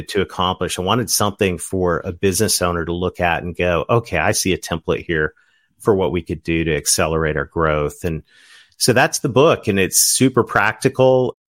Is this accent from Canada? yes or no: yes; Ontario, Canada; now in southern United States; Kim and I are both Canadians. We're from Ontario